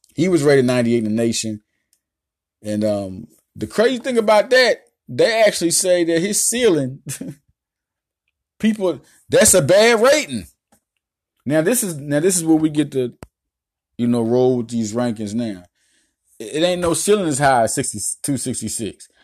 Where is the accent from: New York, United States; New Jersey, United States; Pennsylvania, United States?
Pennsylvania, United States; Philadelphia; I'm from Philly